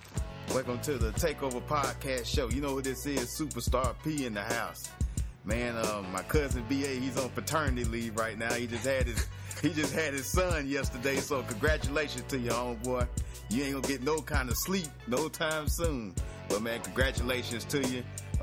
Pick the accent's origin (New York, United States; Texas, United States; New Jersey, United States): Texas, United States; I'm from Texas